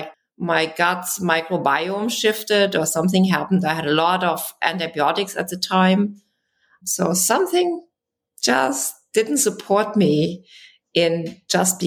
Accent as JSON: {"language": "English", "country": "Germany", "tie": "born or raised there", "second_language": "English", "moved": "yes", "said": "I grew up in Germany"}